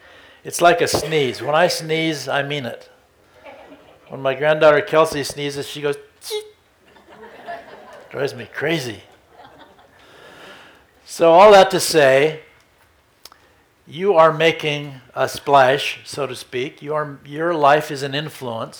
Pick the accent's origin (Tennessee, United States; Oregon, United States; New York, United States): Oregon, United States; Redmond; I was a little Baptist boy growing up in Redmond, Oregon